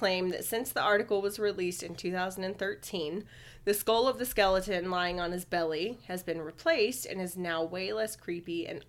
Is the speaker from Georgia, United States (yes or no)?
yes; Georgia, United States; I'm from Georgia.